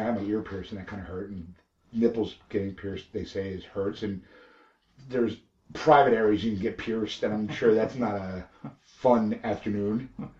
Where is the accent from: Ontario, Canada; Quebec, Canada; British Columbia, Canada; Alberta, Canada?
Alberta, Canada; I'm from Alberta, Canada.